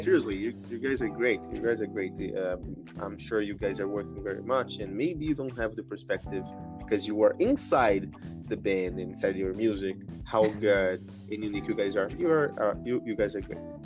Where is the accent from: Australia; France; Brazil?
Brazil; I'm Brazilian from Brazil